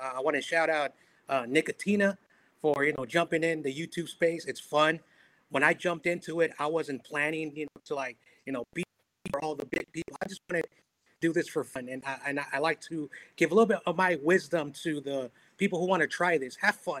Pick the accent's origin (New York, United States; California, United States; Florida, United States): California, United States; Daly City; I grew up just outside of San Francisco, the Daly City area, nearby the Cow Palace.